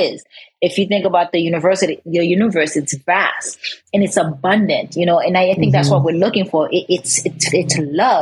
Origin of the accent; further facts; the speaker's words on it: Haiti; I'm from Haiti